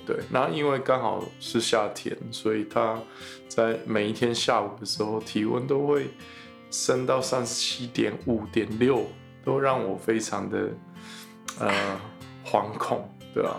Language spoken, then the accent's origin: Chinese; Taiwan; moved away; 身为台湾人的公卫医师